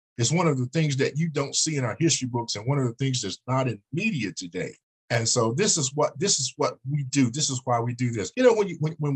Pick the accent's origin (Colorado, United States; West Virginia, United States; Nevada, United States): West Virginia, United States; Princeton; moved away as an adult; also born or lived in Atlanta, Georgia; I am originally from Princeton, West Virginia. And, you know, after I left Princeton, West Virginia, I went into the United States Air Force.